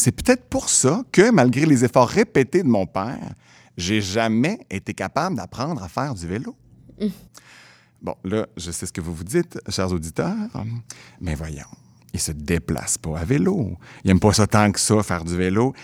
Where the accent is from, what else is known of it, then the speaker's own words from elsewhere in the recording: Quebec City, Quebec, Canada; je viens de Québec